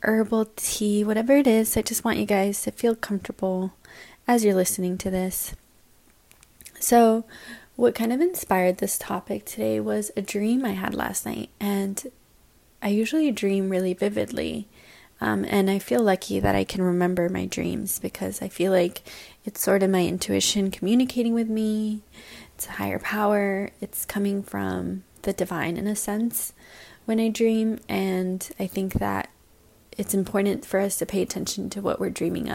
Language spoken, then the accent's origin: English; San Francisco, California, United States; moved away as an adult; also born or lived in Salt Lake City / Vietnam; now in New York, United States; I grew up in San Francisco